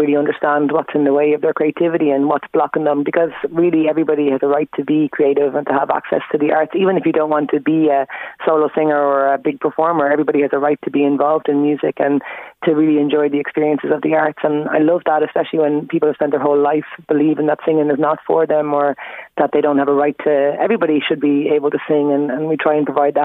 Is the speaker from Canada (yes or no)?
no; Dunboyne, Leinster, Ireland; also born or lived in Kilcock, Kildare / Trim, Meath; I grew up in Dunboyne and went to school in Dunchapplin and was there till like 2000